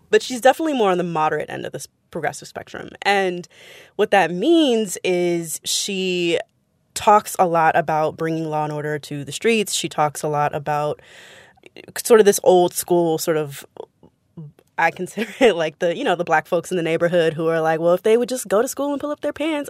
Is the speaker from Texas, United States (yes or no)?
no; San Francisco, California, United States; I'm from San Francisco